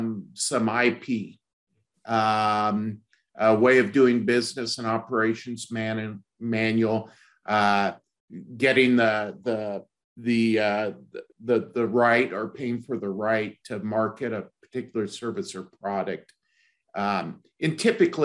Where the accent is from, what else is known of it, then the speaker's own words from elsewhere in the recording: Fresno, California, United States; also born or lived in San Francisco Bay Area; now in Northern California, United States; I grew up in Fresno, California, went to the Naval Academy